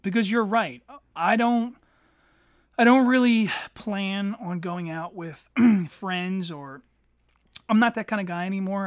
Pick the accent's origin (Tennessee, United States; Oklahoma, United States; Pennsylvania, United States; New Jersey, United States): Pennsylvania, United States; Eddystone; growing up in Eddystone as a teenager